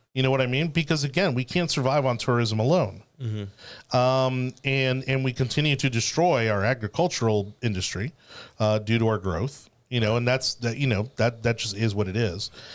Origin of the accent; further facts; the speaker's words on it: Miami, Florida, United States; I grew up in Miami, which, again, incredibly diverse